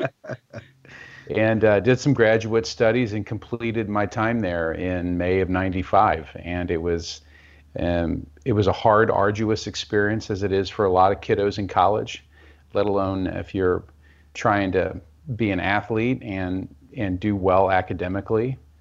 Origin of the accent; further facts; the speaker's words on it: Kansas City, Missouri, United States; I'm from Kansas City, Missouri.